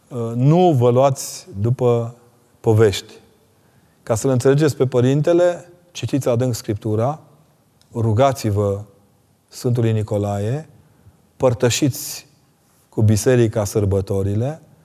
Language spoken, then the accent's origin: Romanian; Transylvania, Romania; Eu sunt un ardelean convertit de olteni